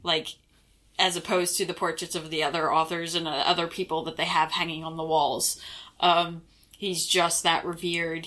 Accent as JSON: {"language": "English", "country": "United States", "moved": "as an adult", "said": "I'm from the States"}